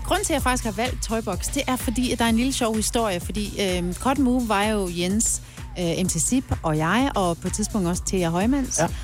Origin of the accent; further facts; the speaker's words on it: Denmark; accent: Jutlandic; also born or lived in Aalborg / Aarhus; jeg snakker rigtig jysk